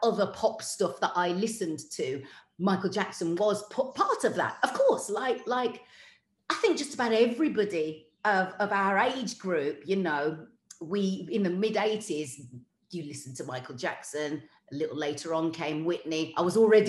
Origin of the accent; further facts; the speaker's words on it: Wolverhampton, West Midlands, United Kingdom; Growing up in Wolverhampton